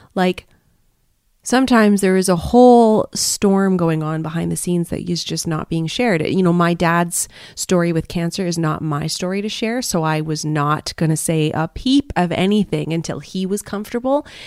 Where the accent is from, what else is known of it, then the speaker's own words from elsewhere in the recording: Canada; moved away as an adult; now in Malaysia; my home country of Canada